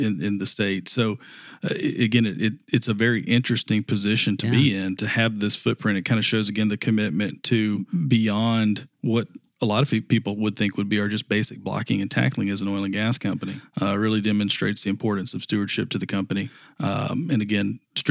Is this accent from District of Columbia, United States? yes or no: no; South Mississippi, United States; moved away as an adult; also born or lived in Houston, Texas; now in Louisiana, United States; I grew up in South Mississippi, so this landscape's familiar to me